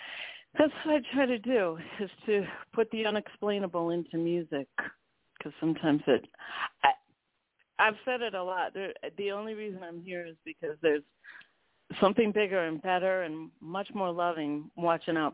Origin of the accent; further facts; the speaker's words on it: Cleveland, Ohio, United States; now in Boston, United States; I grew up in Cleveland, Ohio, and we were on a little farm